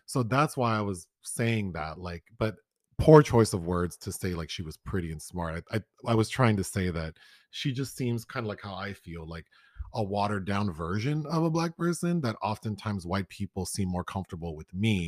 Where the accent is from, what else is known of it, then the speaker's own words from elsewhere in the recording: Los Angeles, California, United States; I grew up in South Central Los Angeles